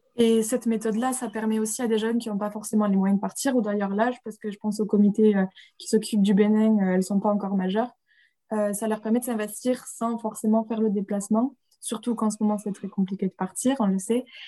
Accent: Rodez, Occitania, France; moved away as an adult; also born or lived in Strasbourg; now in Barcelona, Spain; retour à Rodez, d'où on est tous les deux originaires

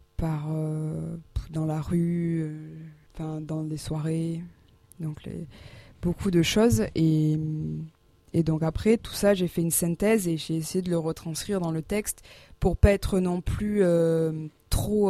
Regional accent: Landes, Nouvelle-Aquitaine, France; moved away as an adult; now in Auch, France; moi je viens des Landes

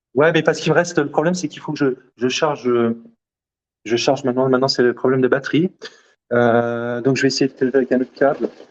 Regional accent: Algeria; also born or lived in Corbeil-Essonnes, France; now in France; l'Algérie, qui est mon pays d'origine

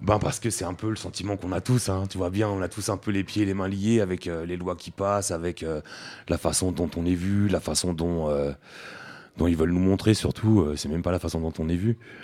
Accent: France; nous on est français, on a des papiers français

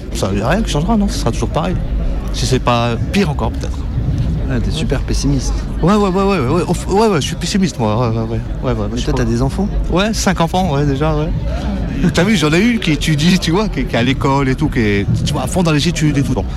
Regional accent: Meuse, Grand Est, France; also born or lived in Lyon; now in Bobigny, France; Moi je suis né à Lyon et j'ai grandi dans la, dans la Meuse.

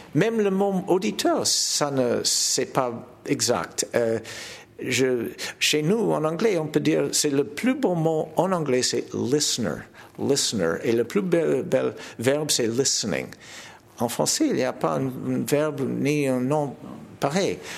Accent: Toronto, Ontario, Canada; French is a second language; Chez nous à Toronto, j'ai fondé un festival

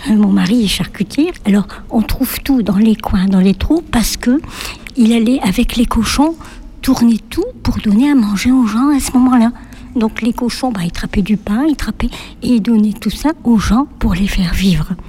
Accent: Valenciennes, Hauts-de-France, France; Non, nous on vient du nord de la France. On est du côté de Valenciennes.

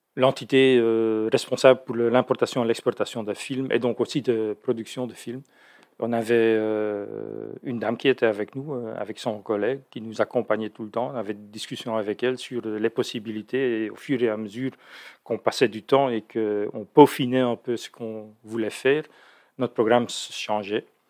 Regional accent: Belgium; now in Netherlands; je suis belge

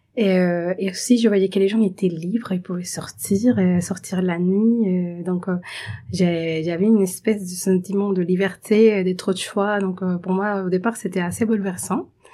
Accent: Venezuela; French is a second language; moved away as an adult; now in France; je suis vénézuélienne

